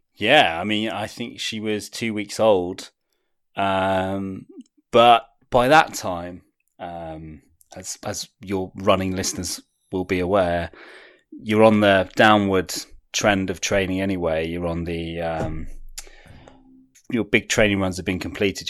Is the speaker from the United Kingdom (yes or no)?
yes; United Kingdom; as a British person